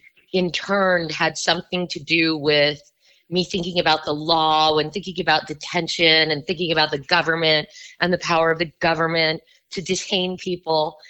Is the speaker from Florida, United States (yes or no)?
yes; Miami, Florida, United States; moved away; I was born and raised in Miami, Florida.